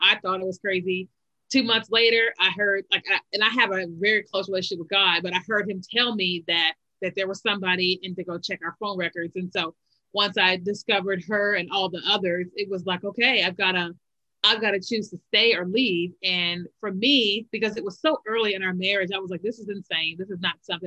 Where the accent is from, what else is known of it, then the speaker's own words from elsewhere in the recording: Kentucky, United States; moved away as an adult; also born or lived in Chicago, Illinois; now in Virginia, United States; we lived in Kentucky, like most of our lives, even though I was born in Chicago.